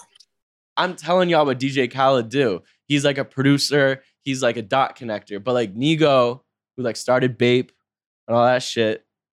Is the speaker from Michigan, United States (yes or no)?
no; North Carolina, United States; I'm from North Carolina